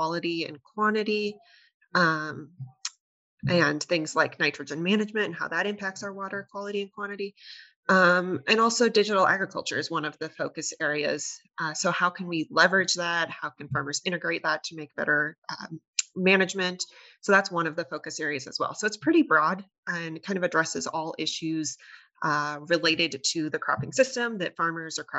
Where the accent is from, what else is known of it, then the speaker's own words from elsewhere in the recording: Nebraska, United States; I'm originally from Nebraska.